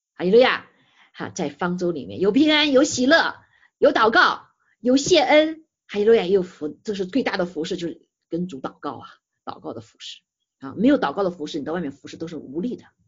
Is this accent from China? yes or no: yes; China; 我们中国人